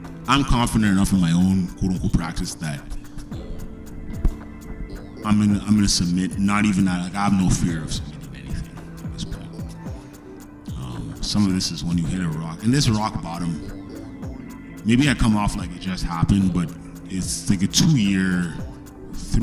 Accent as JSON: {"language": "English", "country": "Canada", "said": "being Canadian"}